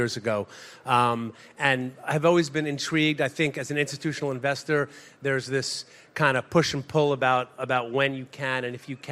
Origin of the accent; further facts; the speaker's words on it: Woodmere, New York, United States; also born or lived in Madison; I grew up in Long Island, where I think a lot of young Jewish people grew up